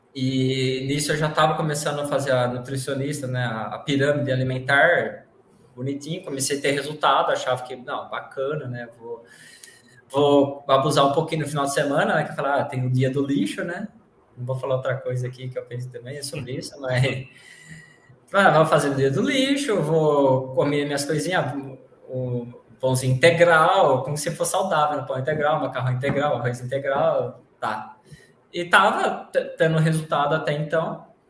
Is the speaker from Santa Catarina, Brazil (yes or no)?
no; São Carlos, São Paulo, Brazil; sou de São Carlos, estado de São Paulo, interior de São Paulo